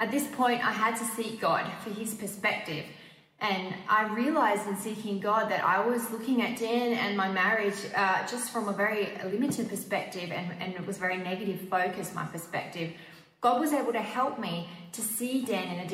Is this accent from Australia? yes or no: yes; Australia; now in Switzerland; As an Australian living in Switzerland